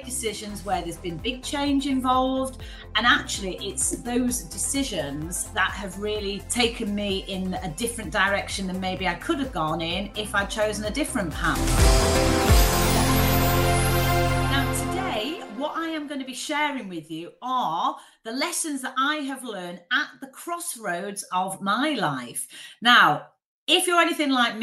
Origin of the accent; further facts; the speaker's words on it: Manchester, North West England, United Kingdom; moved away as an adult; also born or lived in Leeds; I grew up in Manchester, very much from a very working class family